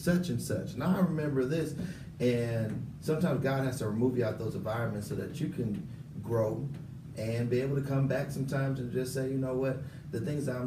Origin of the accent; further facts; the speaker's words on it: Bay Area, California, United States; moved away; I'm from the Bay Area, and I left the Bay Area